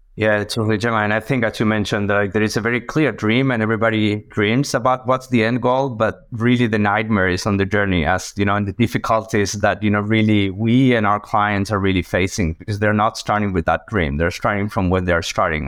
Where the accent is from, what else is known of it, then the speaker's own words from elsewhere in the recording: Argentina; moved away as an adult; also born or lived in United States; now in Boston, United States; originally a mathematician from Argentina, as you can see on my accent